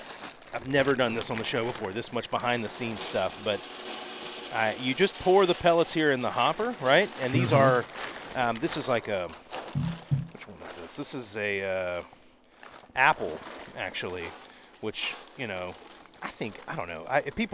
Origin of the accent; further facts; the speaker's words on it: Southern US, United States; So I'm from the South, right? And so I get some strange looks sometimes